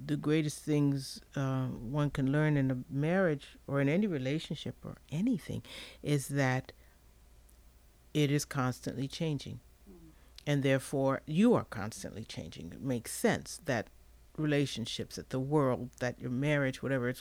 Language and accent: English; Midwest, United States; moved away as an adult; now in Charlottesville, United States; I'm from the Midwest